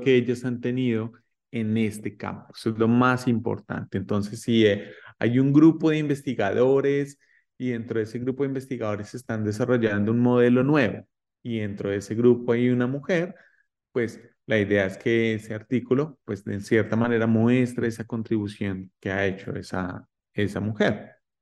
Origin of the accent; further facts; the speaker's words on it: Colombia; now in United States; yo soy colombiano y actualmente estoy en los Estados Unidos